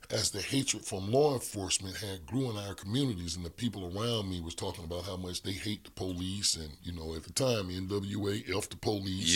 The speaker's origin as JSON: {"language": "English", "town": "Birmingham", "region": "Alabama", "country": "United States", "tie": "born or raised there", "said": "I grew up in the Hillman, Hillman Estate community of Birmingham"}